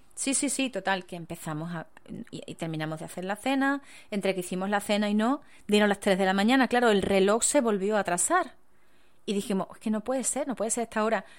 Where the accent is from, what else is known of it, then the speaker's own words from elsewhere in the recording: Spain; en mi país